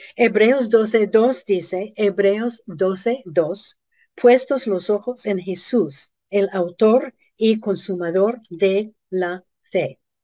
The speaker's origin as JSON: {"language": "Spanish", "country": "United States", "said": "nuestro país"}